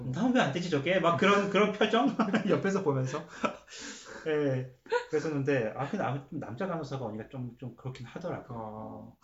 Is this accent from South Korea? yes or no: yes; South Korea; now in Canada; 한국 사람이니까